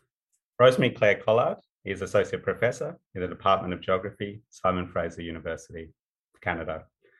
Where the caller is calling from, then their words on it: Perth, Western Australia, Australia; I wanted to start by acknowledging the country I'm on. I'm coming from Perth. So I'm on the land of the Whadjuk people of the Noongar Nation.